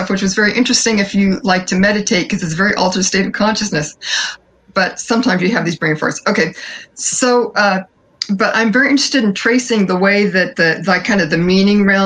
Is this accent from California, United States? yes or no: yes; San Francisco Bay Area, California, United States; I grew up in the San Francisco Bay Area during the 70s